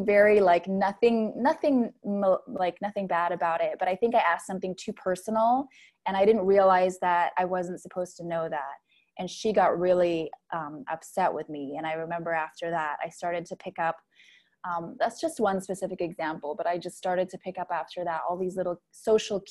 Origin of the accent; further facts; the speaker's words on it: Philippines; I grew up in the Philippines, which is really Catholic